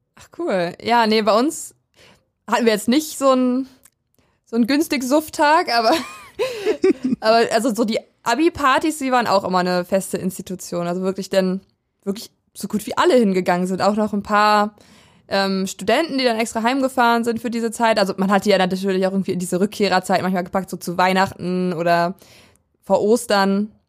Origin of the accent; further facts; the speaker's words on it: Weisen, Brandenburg, Germany; der Nachbarstadt von dem Dorf, wo ich aufgewachsen bin. Ich komme nämlich aus Weisen ursprünglich